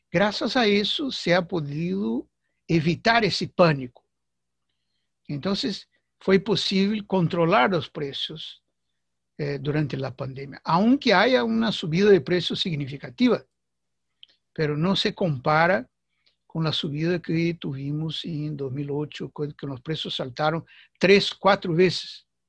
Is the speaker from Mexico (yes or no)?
no; Brazil; Spanish is a second language; aquí en mi país, Brasil